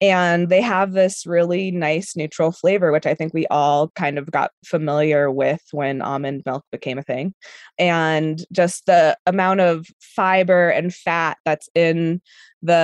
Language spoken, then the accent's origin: English; Colorado, United States; also born or lived in Argentina; I'm from Colorado